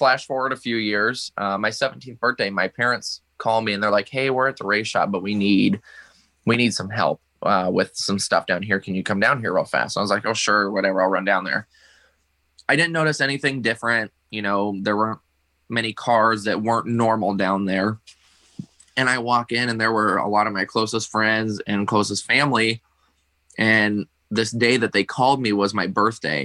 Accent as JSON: {"language": "English", "region": "Iowa", "country": "United States", "tie": "born or raised there"}